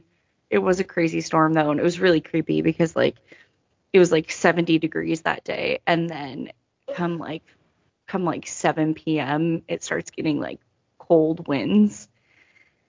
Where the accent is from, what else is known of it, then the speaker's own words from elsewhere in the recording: Pacific Northwest, United States; now in Midwest, United States; I am not from the Midwest. I am not a Midwest bitch. I am a Pacific Northwest bitch.